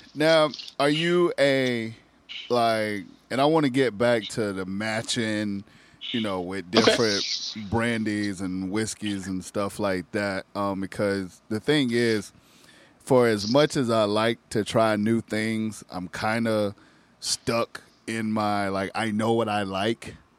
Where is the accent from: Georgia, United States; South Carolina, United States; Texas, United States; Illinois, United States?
South Carolina, United States; we grew up in South Carolina.